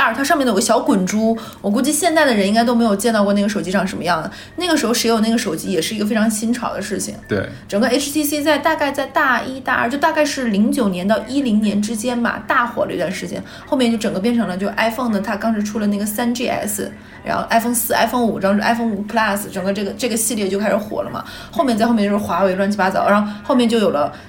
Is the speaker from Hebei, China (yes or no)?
no; Liaoyuan, Jilin, China; accent: Northeastern (Dongbei); moved away; 像我老家燎原市